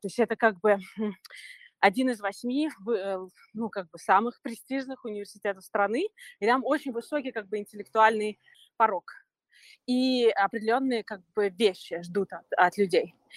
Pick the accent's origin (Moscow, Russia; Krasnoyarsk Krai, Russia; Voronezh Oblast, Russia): Moscow, Russia; moved away as an adult; also born or lived in New York; now in Los Angeles, United States; Да, мы оба из Москвы.